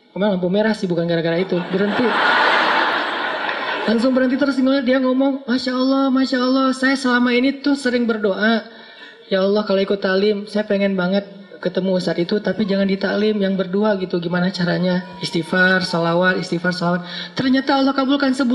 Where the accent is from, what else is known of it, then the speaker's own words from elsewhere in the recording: Aceh, Indonesia; Karena beda culture antara Jawa sama Sumatera. Sumateranya Aceh pula. Yang di kampung saya itu memang markasnya GAM juga.